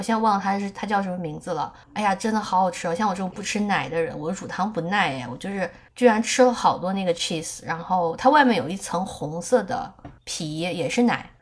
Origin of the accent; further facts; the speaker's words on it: China; now in United States; 我们中国人